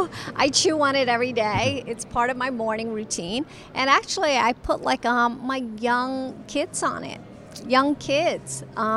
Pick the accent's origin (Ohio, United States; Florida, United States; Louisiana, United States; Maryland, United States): Florida, United States; Tampa; born or raised there